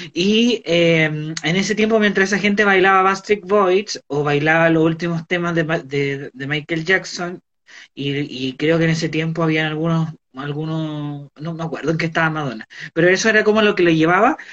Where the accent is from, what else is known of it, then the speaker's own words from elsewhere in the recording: Valparaíso, Chile; also born or lived in Santiago, Chile; Vivía en Cerro Esperanza, Valparaíso. Ahí me crié. Pero no nací en Valparaíso